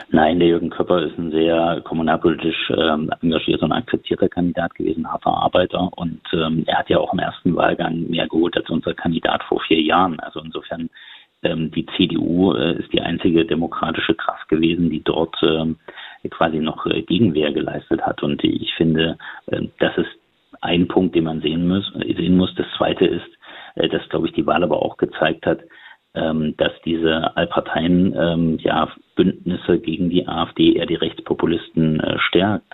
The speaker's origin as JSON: {"language": "German", "region": "Thuringia", "country": "Germany", "said": "mein Heimatland"}